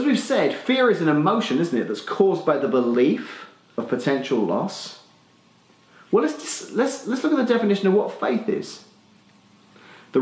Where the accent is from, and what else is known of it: Australia; accent: Australian (implied); moved away